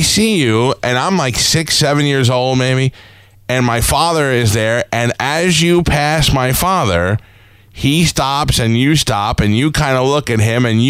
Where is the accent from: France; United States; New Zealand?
United States; New York City, New York; I grew up in Staten Island